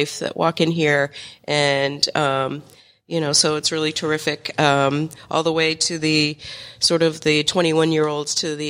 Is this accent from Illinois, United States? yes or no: no; Massachusetts, United States; moved away; also born or lived in Fort Lauderdale, Florida; After COVID hit, I moved back to Massachusetts because I was originally from here.